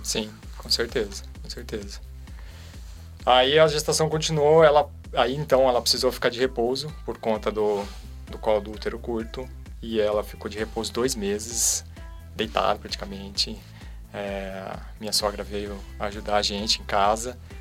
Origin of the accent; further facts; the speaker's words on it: Socorro, São Paulo, Brazil; now in Campinas, Brazil; lá de, de Socorro, onde eu cresci